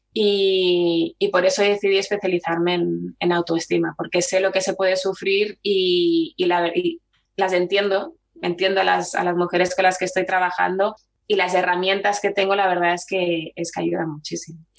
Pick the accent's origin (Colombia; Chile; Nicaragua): Chile; also born or lived in Barcelona; now in Valladolid, Spain; soy chilena